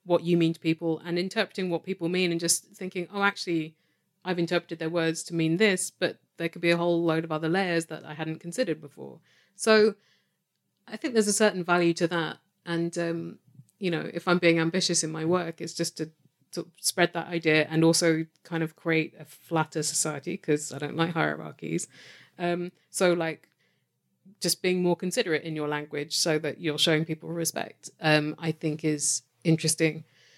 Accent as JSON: {"language": "English", "country": "United Kingdom", "moved": "yes", "lives_now": "Canada", "said": "Yes, official Brit."}